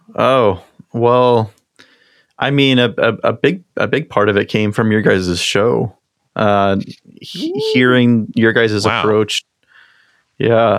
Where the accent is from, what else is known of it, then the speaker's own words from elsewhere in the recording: Eastern Washington, United States; now in Seattle, United States; I grew up in Eastern Washington and came over to Seattle